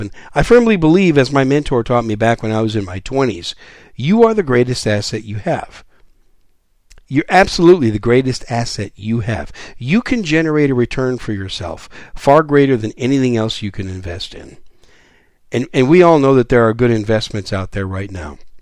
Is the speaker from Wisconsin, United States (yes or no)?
yes; Wisconsin, United States; also born or lived in New York City; I was born in New York City. I was raised in Wisconsin.